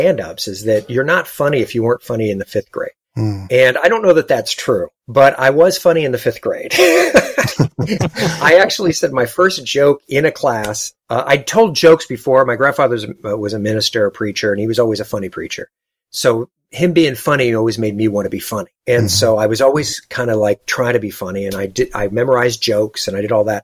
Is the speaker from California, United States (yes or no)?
yes; Los Angeles, California, United States; I grew up in Los Angeles